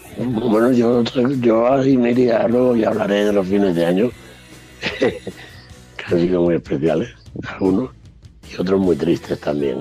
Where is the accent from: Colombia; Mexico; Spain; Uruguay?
Spain; Andalusia; siendo andaluz